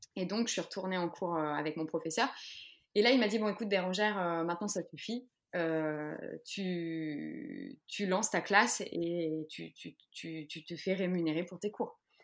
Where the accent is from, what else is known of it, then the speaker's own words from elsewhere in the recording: Les Sables-d'Olonne, Pays de la Loire, France; moved away as an adult; also born or lived in Paris; j'ai quitté Paris, je suis revenue aux sources, donc au Sable d'Olonne